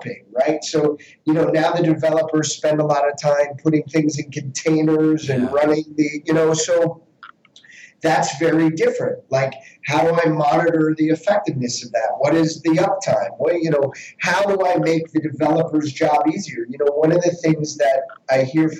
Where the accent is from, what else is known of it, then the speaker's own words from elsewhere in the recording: Westchester, New York, United States; as a kid, you know, growing up in Westchester